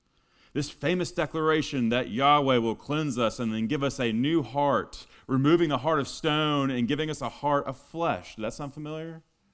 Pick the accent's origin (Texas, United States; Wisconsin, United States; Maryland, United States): Texas, United States; I'm originally from Texas.